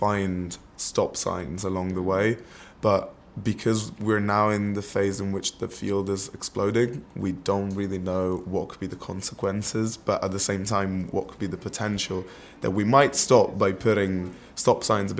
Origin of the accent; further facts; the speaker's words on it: Italy; now in London, United Kingdom; I'm originally from Italy, and I'm now in my second year of studies at UCL, studying in a biochemistry with year and industry degree.